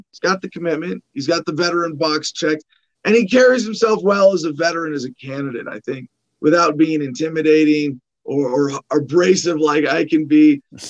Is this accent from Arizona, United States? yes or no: yes; Arizona, United States; Being a veteran in my home state of Arizona, I will be following your race.